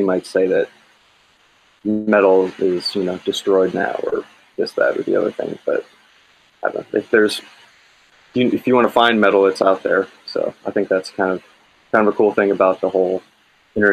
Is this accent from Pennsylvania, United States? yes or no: yes; Pennsylvania, United States; moved away; I grew up in Pennsylvania